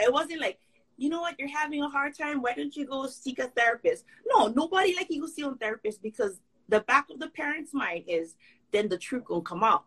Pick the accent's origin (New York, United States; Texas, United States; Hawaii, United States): Hawaii, United States; Kauai; accent: pidgin English; I'm from Hanamalo. Hanamalo is equal to Waipahu. Okay, so I'm from the hood of Kauai